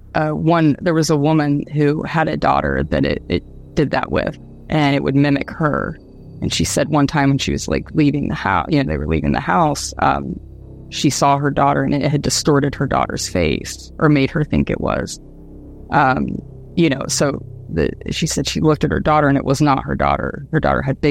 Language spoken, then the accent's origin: English; Dayton, Ohio, United States; also born or lived in Austin, Texas; now in Australia; the whole area that I grew up in Dayton